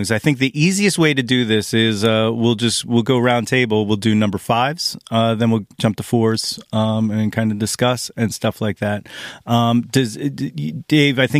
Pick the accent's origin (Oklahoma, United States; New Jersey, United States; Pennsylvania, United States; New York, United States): Pennsylvania, United States; Pittsburgh; Yeah, I'm from Pittsburgh, man.